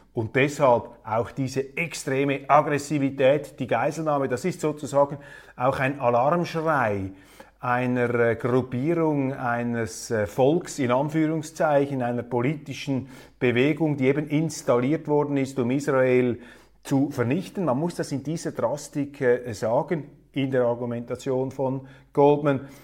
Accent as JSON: {"language": "German", "country": "Switzerland", "said": "als Schweizer"}